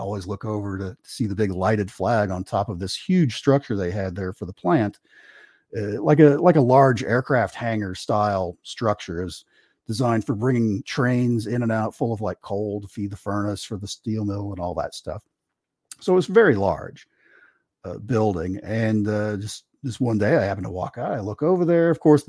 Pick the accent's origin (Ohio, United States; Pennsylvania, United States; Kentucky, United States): Kentucky, United States; I grew up in Eastern Kentucky, and where our house was kind of up on this tall hill, and there was a big valley kind of off to one side where there was a couple shopping centers